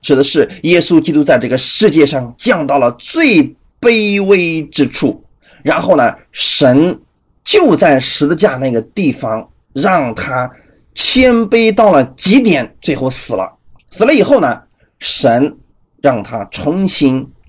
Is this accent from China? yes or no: yes; China; 我们中国人